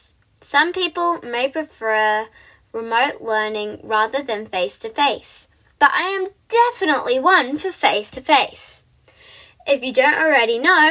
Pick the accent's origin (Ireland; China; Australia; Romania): Australia; I am an Aussie